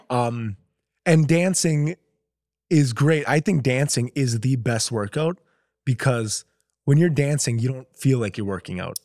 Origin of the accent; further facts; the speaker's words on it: Minnesota, United States; moved away as an adult; now in Los Angeles, United States; I grew up in Minnesota.